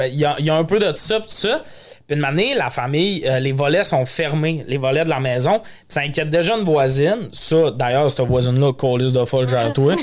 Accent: Montreal, Quebec, Canada; on est montréalais

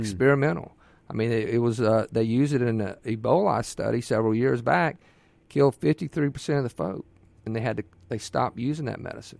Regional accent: Ocean Springs, Mississippi, United States; I'm born and raised in Mississippi. Uh, my mother is, was from Yazoo City, my father, Tupelo, and I was raised on the Mississippi Gulf Coast and Ocean Springs

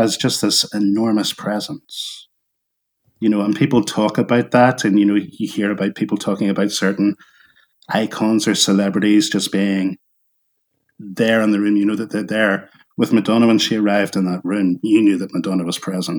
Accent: Northern Ireland, United Kingdom; growing up in Northern Ireland as a kid

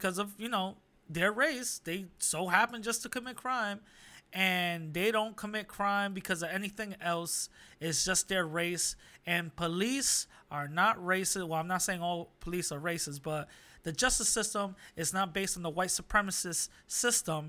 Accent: New York City, New York, United States; New York City, my hometown

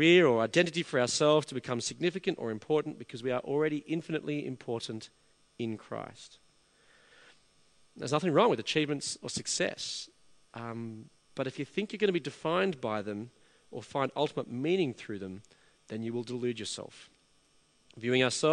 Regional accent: Australia; also born or lived in England; I was an Australian living in England. My difference was rooted in my identity as being Australian

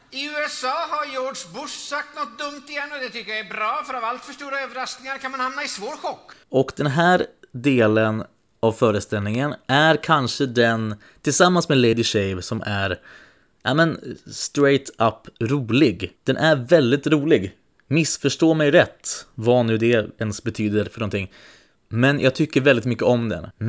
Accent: Alingsås, Västra Götaland, Sweden; Nej, jag är från Allingsås.

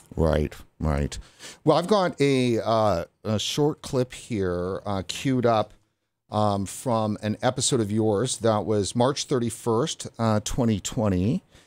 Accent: Vancouver, British Columbia, Canada; I'm from Vancouver, British Columbia, and from the interior of British Columbia.

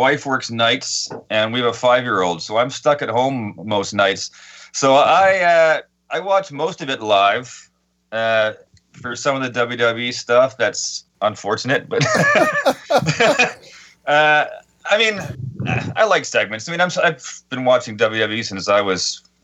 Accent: Canada; being Canadian, Stampede Wrestling is a big part of our our lifeblood

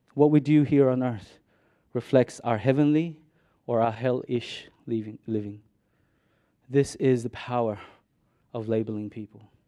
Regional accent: Mindanao, Philippines; now in Australia; I grew up in Mississippi City, I was born in Minden

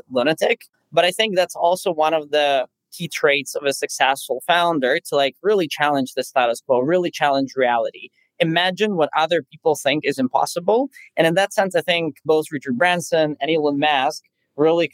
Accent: Moscow, Russia; also born or lived in Silicon Valley; now in Germany; I'm actually originally from Moscow

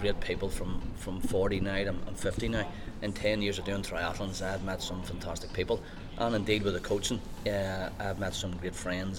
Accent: Lurgan, Northern Ireland, United Kingdom; also born or lived in Belfast; I grew up in Tignavin

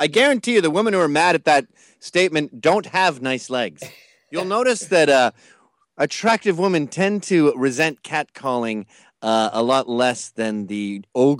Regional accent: United Kingdom; born there; No, I was born in Britain. I venerate football.

